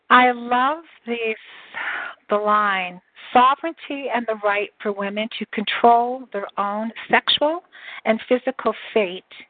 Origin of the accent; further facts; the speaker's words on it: Canada; I'm Canadian too